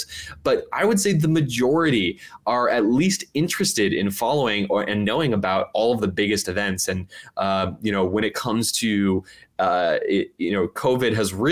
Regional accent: Oakland, California, United States; Oakland, my hometown

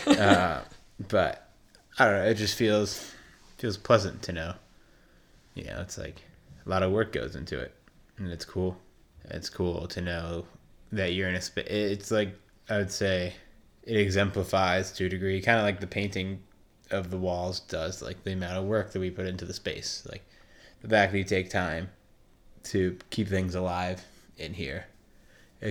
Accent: East Coast, United States; growing up on the East Coast

